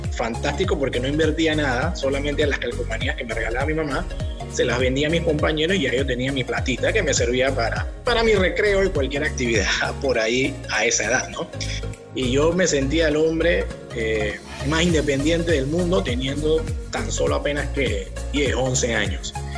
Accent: Panama; Aquí en Panamá nos educan

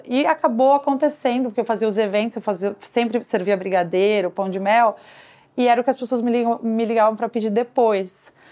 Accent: Brazil; moved away as an adult; now in New York, United States; eu crescendo no Brasil

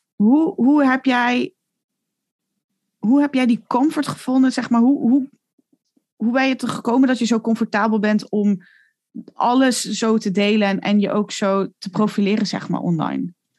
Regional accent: Netherlands; moved away; also born or lived in Italy; als Nederlander

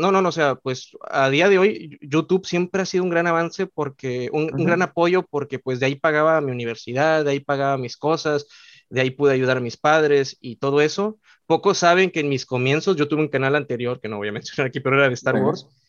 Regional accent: Mexico; yo también soy originario de México

